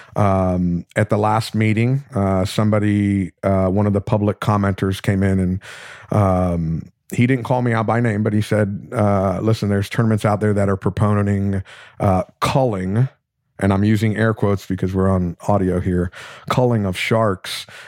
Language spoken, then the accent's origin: English; South Florida, United States; I'm from, I grew up in South Florida